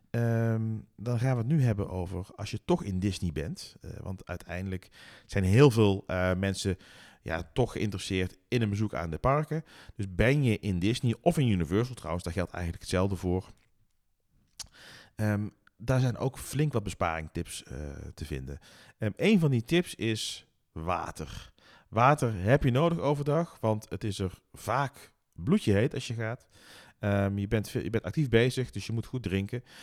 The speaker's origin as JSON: {"language": "Dutch", "country": "Netherlands", "said": "wij als Nederlanders"}